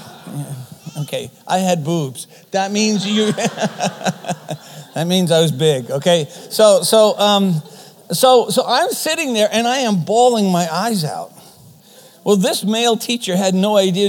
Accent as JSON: {"language": "English", "country": "Canada", "tie": "born or raised there", "first_language": "German", "second_language": "English", "said": "mom and dad came from Germany. And so German is my first language. We lived in a German community. There was really no need for me to speak English, so I didn't. And then for some reason in Canadian schools, they want you to speak English."}